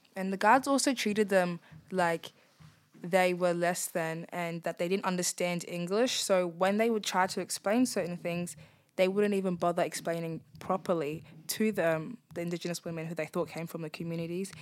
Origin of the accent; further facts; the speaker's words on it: Darwin, Northern Territory, Australia; I'm born and bred in Darwin.